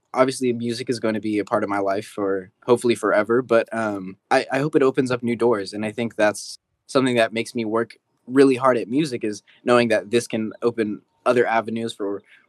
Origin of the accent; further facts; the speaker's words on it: San Jose, California, United States; I'm from San Jose, California.